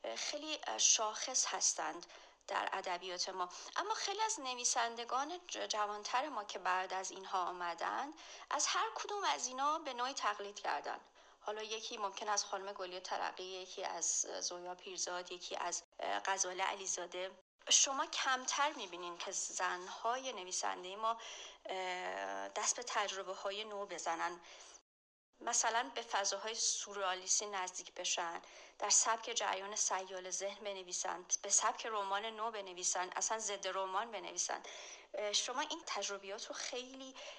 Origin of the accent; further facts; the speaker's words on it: Iran; moved away as an adult; از ایران مهاجرت کردم